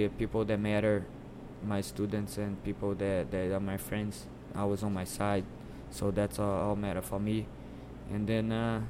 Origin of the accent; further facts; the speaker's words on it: Brazil; moved away; But I came in like higher belt than him when I came from Brazil.